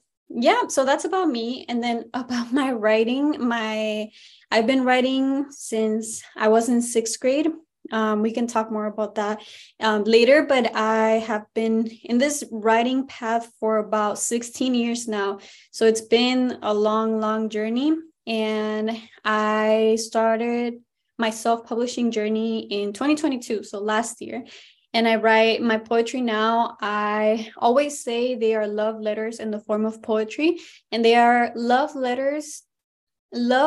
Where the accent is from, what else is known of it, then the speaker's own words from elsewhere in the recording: Tijuana, Baja California, Mexico; moved away as an adult; also born or lived in San Francisco, California, United States; now in San Diego, United States; I was born in San Diego, but I went back literally the day after I was born to Tijuana. Both of my parents are from Tijuana, and I lived there for 18 years until I graduated high school.